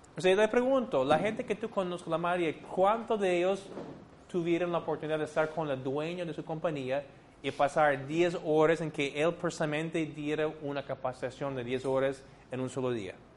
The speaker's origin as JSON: {"language": "Spanish", "town": "San Diego", "region": "California", "country": "United States", "also_born_or_lived": "Puerto Rico", "second_language": "Spanish", "moved": "as an adult", "lives_now": "Peru", "said": "soy de San Diego, de California"}